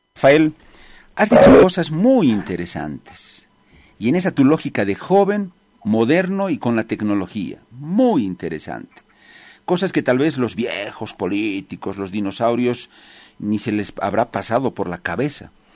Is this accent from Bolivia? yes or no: yes; Bolivia; Viendo la realidad de mi país, como periodista